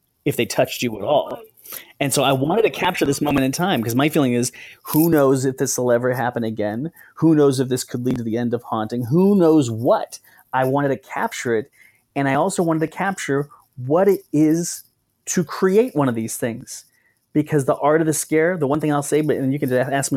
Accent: Southern California, United States; I grew up in Southern California

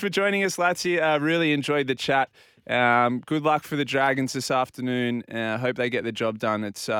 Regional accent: Port Macquarie, New South Wales, Australia; Growing up in Port Macquarie

